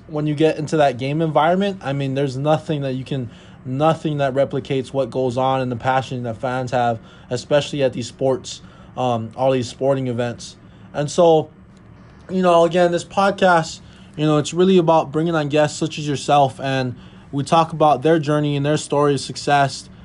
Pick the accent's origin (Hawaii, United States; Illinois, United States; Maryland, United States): Hawaii, United States; moved away as an adult; now in Minnesota, United States; I was born and raised in Hawaii. I moved all the way out to Minnesota